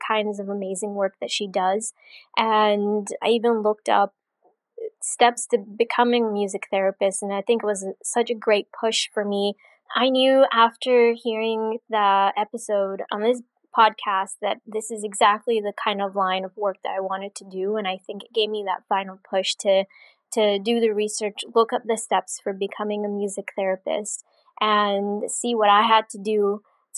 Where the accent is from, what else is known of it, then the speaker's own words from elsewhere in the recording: Rockville, Maryland, United States; I'm from Rockville, Maryland